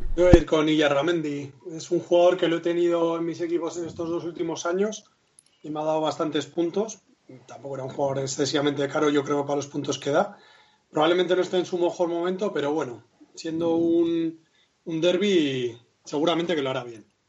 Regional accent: Basque Country, Spain; aunque yo no me considero vasco, pero bueno, somos, somos muy nuestros

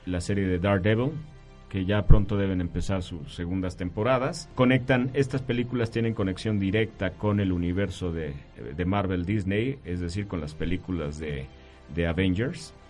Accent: Mexico; somos mexicanos

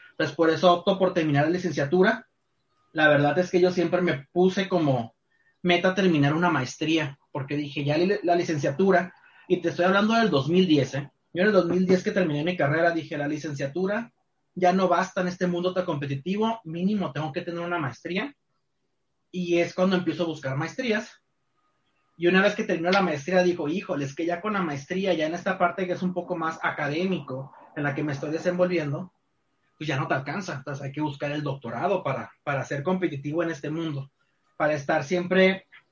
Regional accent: Culiacán, Sinaloa, Mexico; moved away as an adult; now in Tijuana, Mexico; soy nacido y criado en Culiacán, Sinaloa

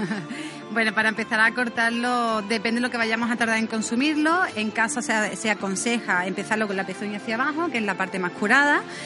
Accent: Cádiz, Andalusia, Spain; accent: Andalusian; moved away as an adult; also born or lived in Madrid / Ibiza / Barcelona; now in San Sebastián, Spain; De Cádiz, soy de Cádiz.

